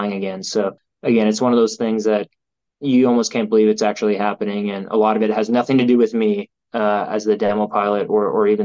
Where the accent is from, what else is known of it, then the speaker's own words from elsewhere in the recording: Sault Ste. Marie, Ontario, Canada; also born or lived in North Bay, Ontario; I'm an Ontario boy. I grew up in Sault Ste. Marie.